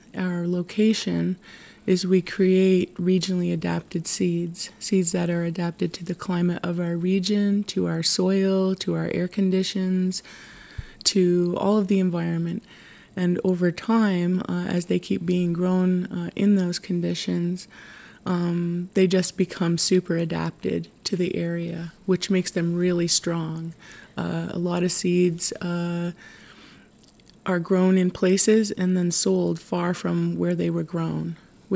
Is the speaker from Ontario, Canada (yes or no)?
yes; Tyendinaga Mohawk Territory, Ontario, Canada; I was born and raised and live in Tyndanega Mohawk Territory